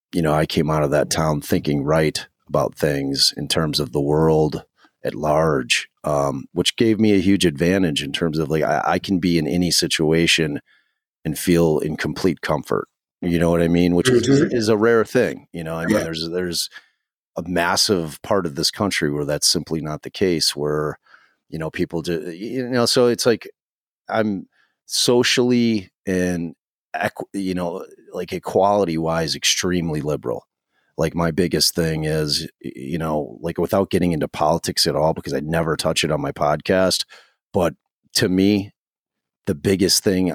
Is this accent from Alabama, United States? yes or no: no; Chicago, Illinois, United States; Like I grew up like on the Austin area is underserved area, high crime area, you know, low income. And, you know, so I grew up like right on that street.